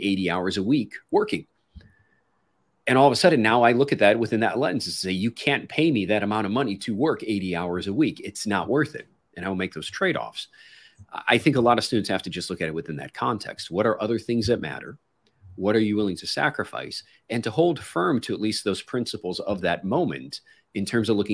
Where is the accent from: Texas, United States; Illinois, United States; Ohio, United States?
Illinois, United States; Chicago; moved away as an adult; when I grew up in Chicago